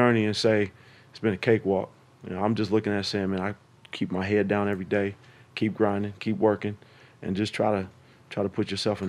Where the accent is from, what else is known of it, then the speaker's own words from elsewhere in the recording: California, United States; Once we got there, for me, man, like walking into Oracle, going back home. Oh, I'm from the Bay.